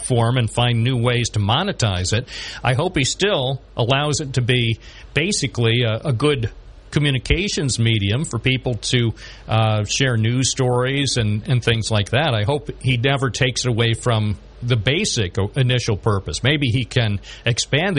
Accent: Endicott, New York, United States; also born or lived in Endwell; who I grew up with in Endwell and Endicott

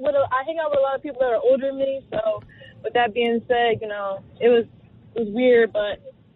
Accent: Willingboro, New Jersey, United States; now in Trenton, United States; it's my first time out Trenton because I'm originally from Willingboro.

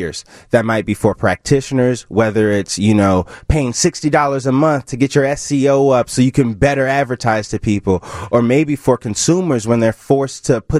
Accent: Chicago, Illinois, United States; growing up in Chicago

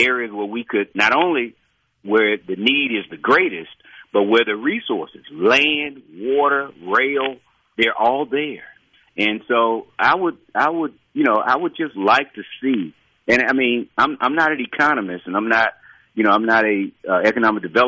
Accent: Natchez, Mississippi, United States; I grew up in Natchez, represent Natchez, grew up there, I've been there all my life.

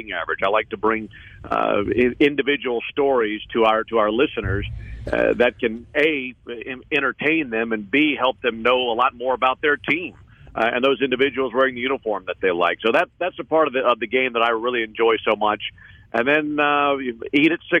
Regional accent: the South, United States; I'm from the South

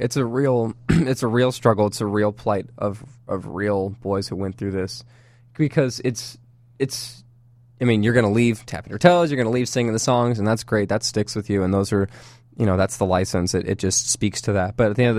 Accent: Dallas, Texas, United States; Yeah, I am from Dallas.

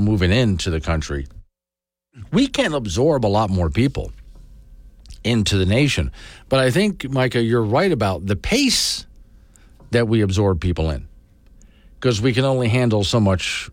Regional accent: Sanibel, Florida, United States; the home where I grew up on Sanibel

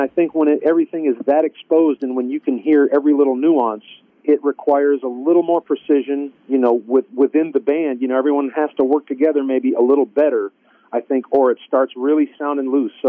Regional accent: New England, United States; Yeah, you know, I found that growing up in New England, there was actually quite a lot of bluegrass music.

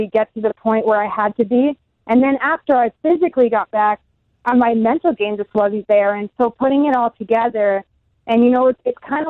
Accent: Germany; moved away; also born or lived in United States; I'm German, or I grew up in Germany, but I spent a lot of time in the States

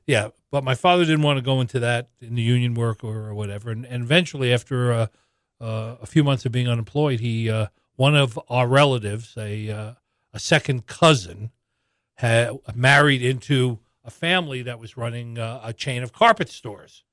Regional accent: New York City, New York, United States; now in Missoula, United States; I was born and, and first grew up in a housing project in, in New York City

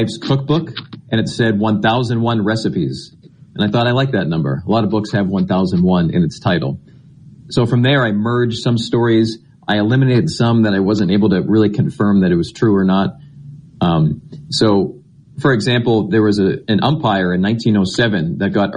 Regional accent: Massachusetts, United States; I grew up in Massachusetts

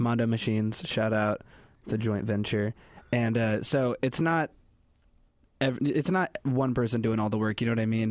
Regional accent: central Illinois, United States; I'm not from California. I'm from, like, the heart of Illinois, like, cornfield towns

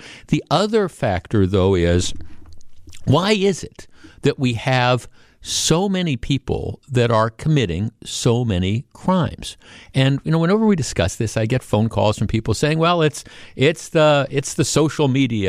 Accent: Glendale, Wisconsin, United States; if I had been walking down the street of the neighborhood I grew up in Glendale

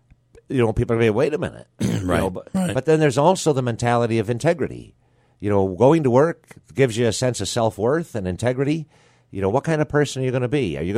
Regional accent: New York, United States; Every county has, I'm from Broome County, went to school in Herkimer County. Mm-hmm. I lived in Oswego County as a priest.

